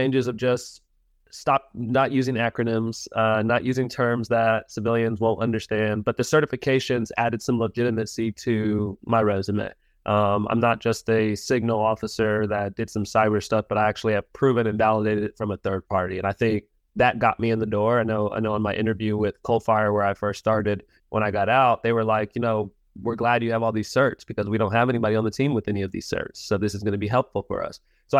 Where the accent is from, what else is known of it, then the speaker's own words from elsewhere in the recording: California, United States; now in Miami, United States; Yeah, so I grew up in Southern California on Camp Pendleton. My dad, obviously, like we mentioned, is a Marine.